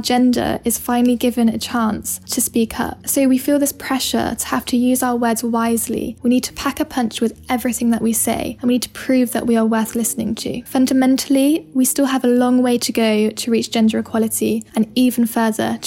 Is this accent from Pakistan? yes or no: no; England, United Kingdom; I'm from England. Growing up by the sea